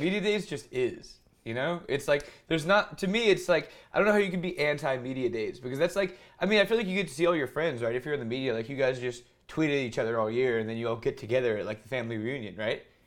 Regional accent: Hoover, Alabama, United States; I went to high school in Hoover, Alabama, the Hoover Buck, so that's my hometown

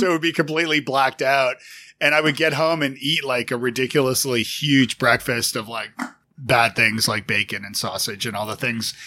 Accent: Canada; now in United States; as a Canadian living in the States

